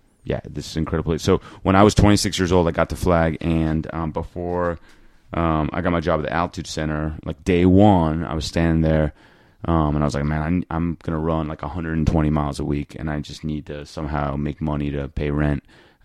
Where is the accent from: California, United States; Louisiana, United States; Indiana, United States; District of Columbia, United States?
District of Columbia, United States; Washington; moved away as an adult; also born or lived in Flagstaff; "Where are you from?" And I was like, "Washington, D.C.